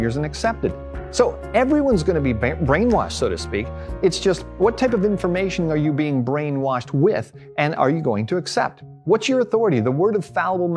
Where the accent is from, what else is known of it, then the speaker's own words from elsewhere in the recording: Canada; I grew up here in Canada.